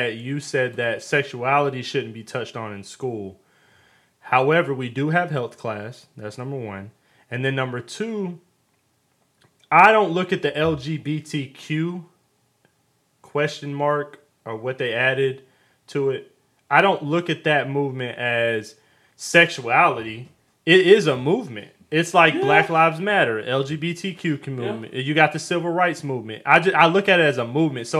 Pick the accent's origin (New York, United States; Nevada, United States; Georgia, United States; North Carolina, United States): Georgia, United States; Atlanta; I'm from Atlanta